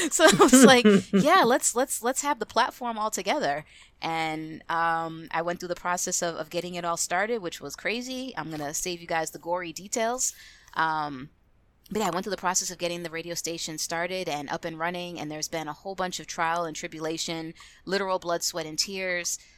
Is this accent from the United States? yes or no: yes; Boston, Massachusetts, United States; I was actually born and raised in Boston, Massachusetts. No, I don't have an accent. I lost it many, many years ago.